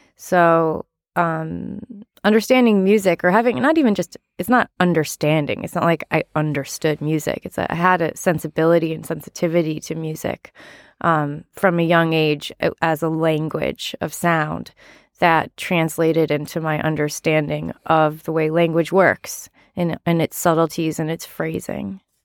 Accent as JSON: {"language": "English", "region": "Massachusetts", "country": "United States", "tie": "born or raised there", "said": "I grew up in Massachusetts"}